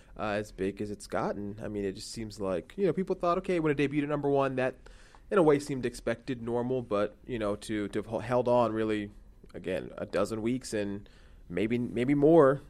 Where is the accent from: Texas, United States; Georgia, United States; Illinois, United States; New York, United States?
Texas, United States; Houston; I'm from Houston